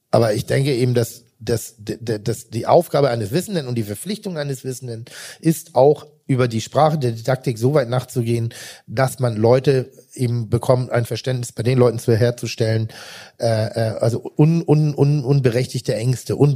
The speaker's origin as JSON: {"language": "German", "town": "Rellingen", "region": "Schleswig-Holstein", "country": "Germany", "tie": "born or raised there", "said": "Also ich bin ja Jahrgang 71, mit 77 in die Schule gegangen. Das war noch nicht so allgegenwärtig. Und komme aber aus einem kleinen Vorort von Pinneberg. Äh, äh, Relling heißt"}